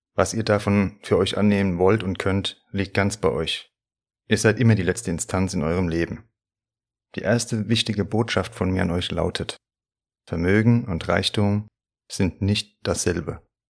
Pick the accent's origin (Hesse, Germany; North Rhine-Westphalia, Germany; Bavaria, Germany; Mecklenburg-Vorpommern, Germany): Hesse, Germany; accent: Hessian; also born or lived in Frankfurt am Main; Ich mag meinen hessischen Dialekt